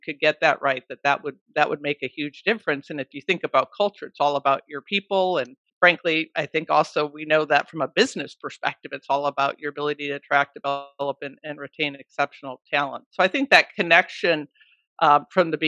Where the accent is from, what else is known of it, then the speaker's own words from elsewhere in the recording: Brookfield, Wisconsin, United States; now in Seattle, United States; I grew up in Brookfield, Wisconsin